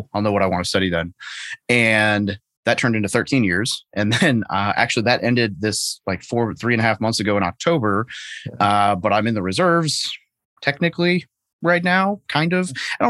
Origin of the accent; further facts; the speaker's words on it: Arkansas, United States; So, before that, so I grew up in Arkansas as just a normal dude, played a little baseball, played a little rugby, and pretty straight laced kid.